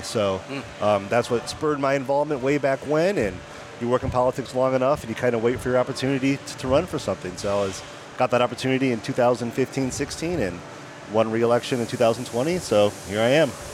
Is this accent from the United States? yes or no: yes; Lansing, Michigan, United States; now in Tempe, United States; I'm from Lansing, Michigan, so I grew up and remain, unfortunately, a long-suffering Detroit sports fan